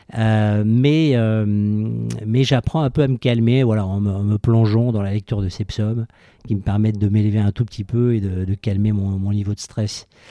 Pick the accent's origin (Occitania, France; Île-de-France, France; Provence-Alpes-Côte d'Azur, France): Occitania, France; Toulouse; now in Paris, France; je suis né à Toulouse